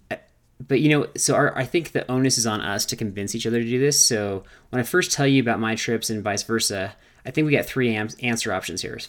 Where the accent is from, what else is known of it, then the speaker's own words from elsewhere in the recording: California, United States; growing up in California